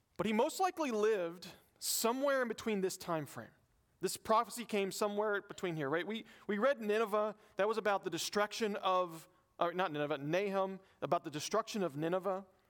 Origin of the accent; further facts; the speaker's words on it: the South, United States; I'm from the South